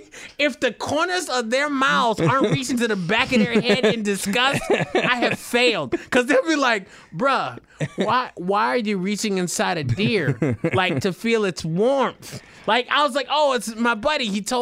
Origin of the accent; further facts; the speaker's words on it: Detroit, Michigan, United States; I was born and raised in Detroit.